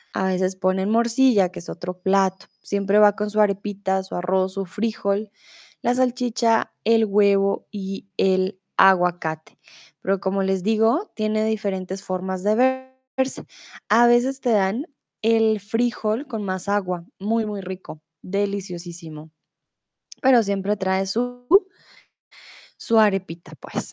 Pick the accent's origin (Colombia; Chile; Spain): Colombia; Bogotá; also born or lived in Mexico; now in Germany; Yo no soy de Medellín, ¿vale? Yo soy de Bogotá.